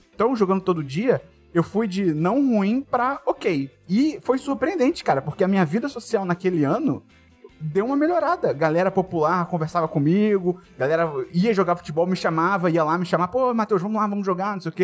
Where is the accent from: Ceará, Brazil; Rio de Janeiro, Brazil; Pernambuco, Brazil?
Rio de Janeiro, Brazil; eu fiz escolinha quando era criança, fiz aí no B-Bola